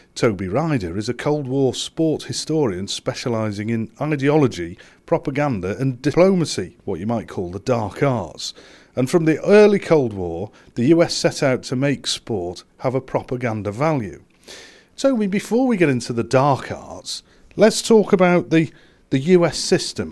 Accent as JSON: {"language": "English", "region": "England", "country": "United Kingdom", "said": "as an Englishman"}